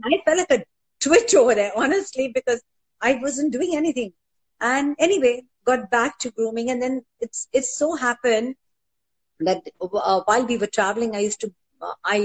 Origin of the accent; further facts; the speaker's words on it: Mumbai, Maharashtra, India; I'm a Vilipali girl. I'm from Juhu